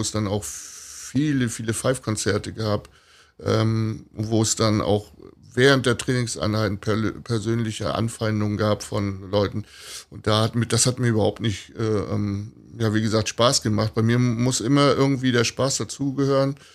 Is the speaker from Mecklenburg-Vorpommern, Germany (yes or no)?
yes; Rostock, Mecklenburg-Vorpommern, Germany; ich bin also in der DDR groß geworden